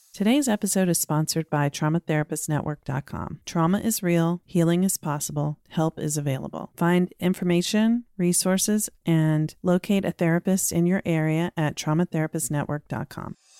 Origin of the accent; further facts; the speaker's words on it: Norfolk, Virginia, United States; Virginia Beach, Virginia, my hometown. Actually, I'm from Norfolk, but they're right next to each other